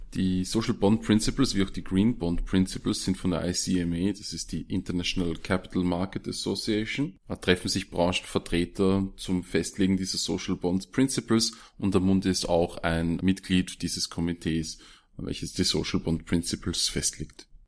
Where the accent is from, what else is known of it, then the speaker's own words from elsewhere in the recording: Austria; bei uns in Österreich